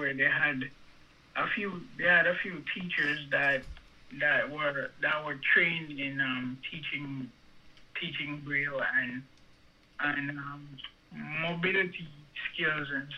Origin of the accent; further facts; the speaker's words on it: Antigua & Barbuda; now in United States; I was born in Antigua